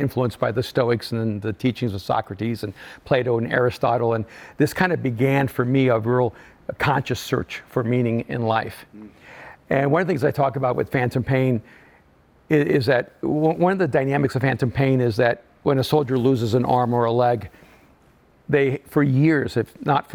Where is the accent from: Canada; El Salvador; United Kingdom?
El Salvador; moved away; I'm an immigrant from El Salvador